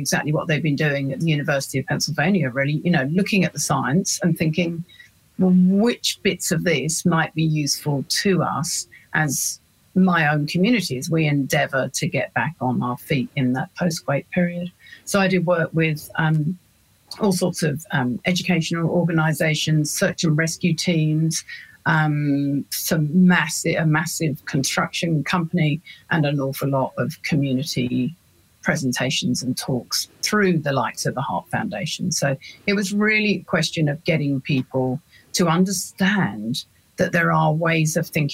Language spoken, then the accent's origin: English; London, United Kingdom; moved away as an adult; now in New Zealand; I'm a Londoner born and bred